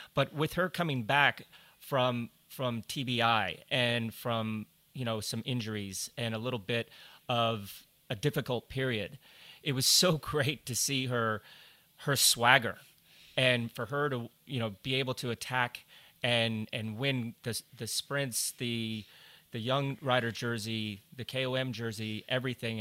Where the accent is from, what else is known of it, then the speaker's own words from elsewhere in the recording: Colorado, United States; I grew up in Colorado